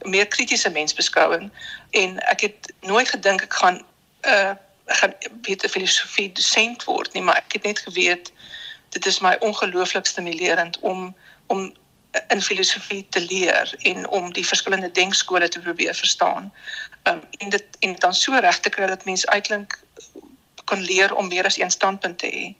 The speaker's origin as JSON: {"language": "Afrikaans", "town": "Bloemfontein", "region": "Free State", "country": "South Africa", "tie": "born or raised there", "also_born_or_lived": "Bellville / Cape Town / Danielsrus", "moved": "yes", "said": "ek het hoofsaaklik groot geword in die Vrystaat"}